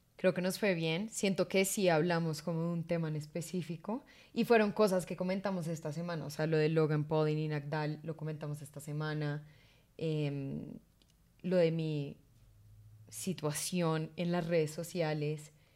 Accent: Colombia; somos dos colombianos

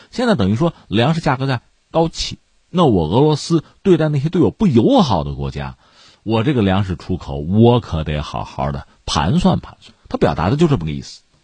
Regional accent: China; 对我们中国人来说又回到了，呃，平常的啊，日常的那种紧张、充实的生活之中

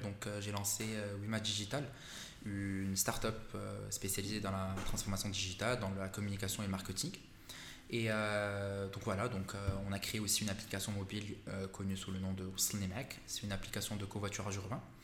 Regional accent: Morocco; moved away as an adult; also born or lived in Canada; now in Paris, France; j'ai quitté le Maroc en deux mille quinze

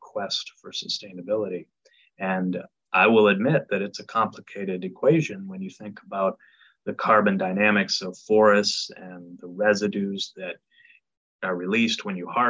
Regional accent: Canada; now in Knoxville, United States; I come from Canada originally

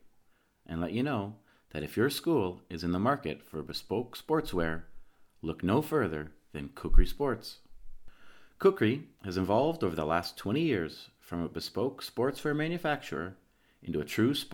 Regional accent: St. Catharines, Ontario, Canada; moved away as an adult; now in Vienna, Austria; I'm a Canadian from St. Catharines, Ontario, and I'm living in Vienna, Austria

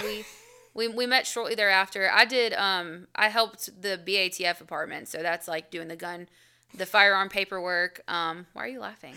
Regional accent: Albany, United States; moved away; I'm from Albany

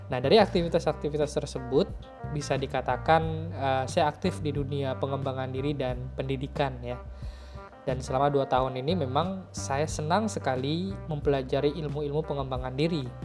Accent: Pontianak, West Kalimantan, Indonesia; also born or lived in Ketapang; Saya lahir di kota Ketapang dan kemudian saya tumbuh dan besarnya itu di kota Pontianak bersama dengan keluarga saya tercinta.

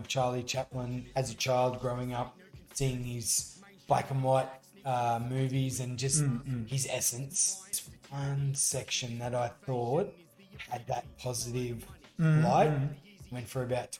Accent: Lockhart, New South Wales, Australia; now in Brisbane, Australia; In my part of Australia where I grew up in Lockhart, New South Wales, which is down near Albury-Wodonga

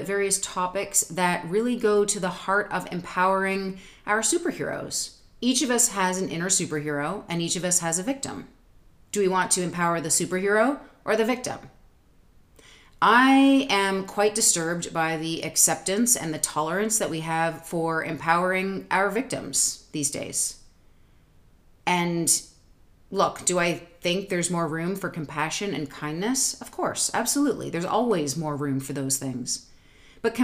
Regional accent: Toronto, Ontario, Canada; moved away as an adult; also born or lived in New York City / Southwest Missouri; now in United States; Toronto, Canada. I was born at St. Joseph's Hospital

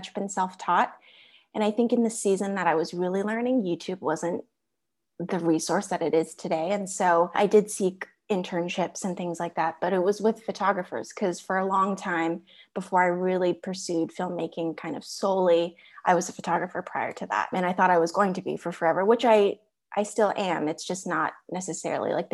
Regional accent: Orange County, California, United States; I am pretty much a California native. A lot of my family live in Texas, but I've lived in California, the majority of my life, majority of adulthood.

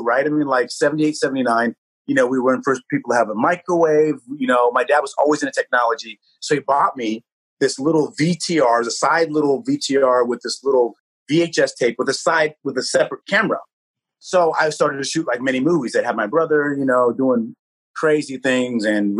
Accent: Santa Rosa, California, United States; I was literally in my hometown, Santa Rosa

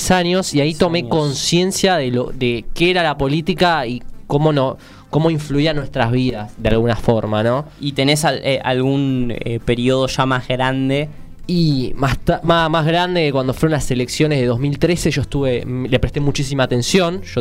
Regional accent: Argentina; un video de un yankee diciendo cómo somos argentinos y te los ponen gritando a una tele por un partido de fútbol.

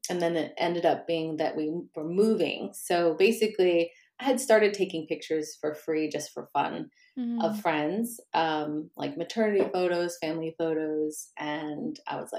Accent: Normal, Illinois, United States; moved away as an adult; also born or lived in Chicago, Illinois / Las Vegas, Nevada / Brussels, Belgium; now in Stockholm, Sweden; I'm from Illinois and it's called Normal, Illinois

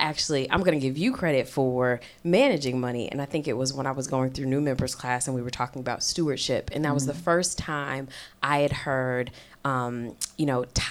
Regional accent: Midwest, United States; also born or lived in Ohio; I'm from the Midwest

